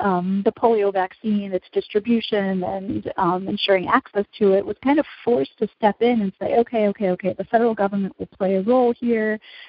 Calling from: Berkeley, California, United States; Like, I'm speaking from Berkeley, California right now, which is under a shelter-in-place order for 3 weeks.

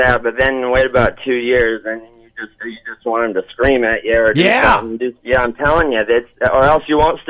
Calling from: Osceola, Iowa, United States; Calling from Osceola.

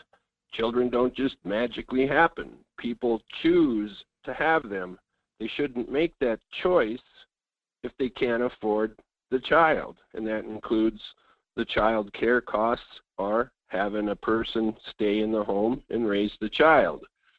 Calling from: Fairbanks, Alaska, United States; I'm calling from Fairbanks.

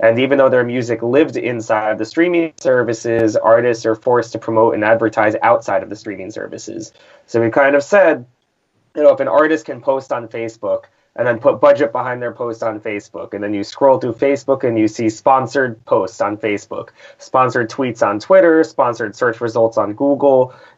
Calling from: New York, United States; I am here from New York, New York.

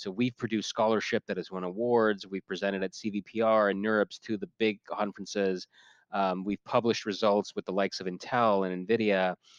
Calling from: Toronto, Ontario, Canada; We're based in Waterloo, Ontario, Canada, although I'm speaking from Toronto, where I live.

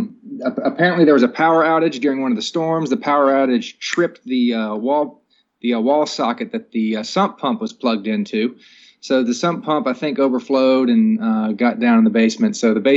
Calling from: Alexandria, Virginia, United States; I am in my kitchen in Alexandria, Virginia.

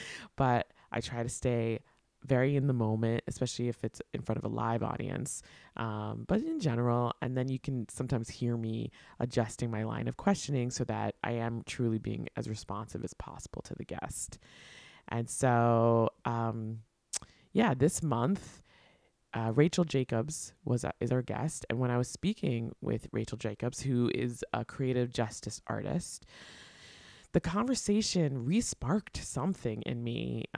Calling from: Brooklyn, New York, United States; I am joining from the Stolen Lands Water and Air, stewarded by the Munsee, Lenape, and Canarsie Nations in what is currently known as Brooklyn, New York

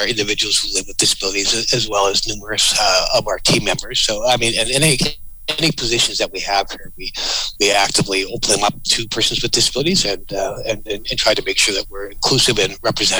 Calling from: Victoria, British Columbia, Canada; Our office is based in Victoria, British Columbia.

